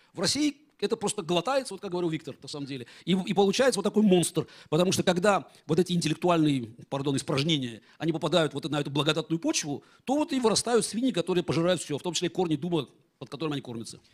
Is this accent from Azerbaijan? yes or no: yes; Baku, Azerbaijan; first language Russian; moved away as an adult; also born or lived in Moscow, Russia; я родился в Баку